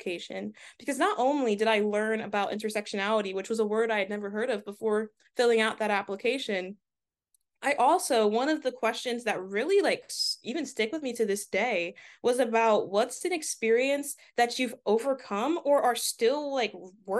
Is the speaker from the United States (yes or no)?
yes; Delaware, United States; for the longest time growing up in Delaware, it's a predominantly white state